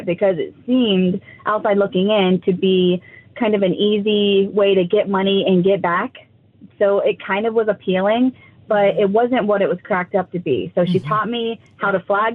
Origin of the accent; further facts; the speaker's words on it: Nelsonville, Ohio, United States; moved away as an adult; now in Columbus, United States; I'm from Nelsonville.